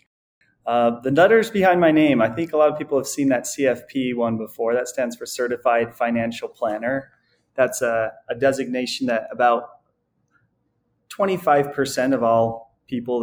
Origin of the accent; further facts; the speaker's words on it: a suburb outside Salt Lake City, Utah, United States; also born or lived in Logan, Utah; I grew up in a suburb outside the Salt Lake City area here in Utah